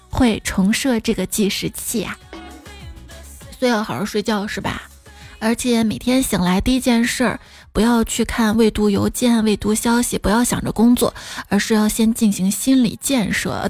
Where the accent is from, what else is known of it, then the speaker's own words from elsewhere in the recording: Xi'an, Shaanxi, China; 我们西安人